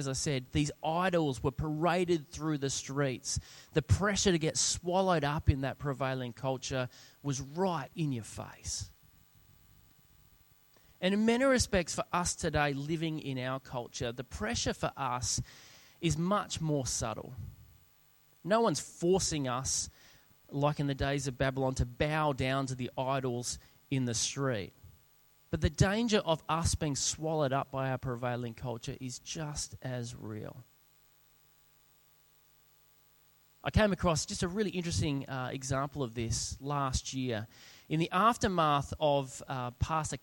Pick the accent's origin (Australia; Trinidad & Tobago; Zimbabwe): Australia; South Australia; moved away as an adult; also born or lived in Sydney; We were both born and bred in South Australia, and we'd moved over to Sydney